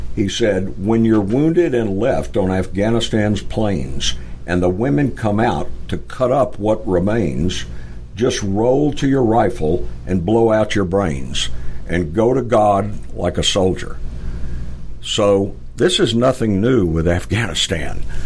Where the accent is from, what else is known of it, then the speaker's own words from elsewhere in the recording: Atlanta, Georgia, United States; I'm originally from Atlanta, so we moved back to Atlanta